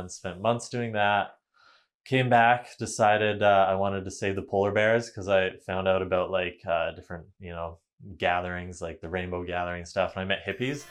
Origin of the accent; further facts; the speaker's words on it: Vanderhoof, British Columbia, Canada; also born or lived in Kamloops, British Columbia; Vanderhoof. It's a small town in northern B C, um, five thousand people up by Prince George. So, went there for pretty much all my, um, elementary, high school years.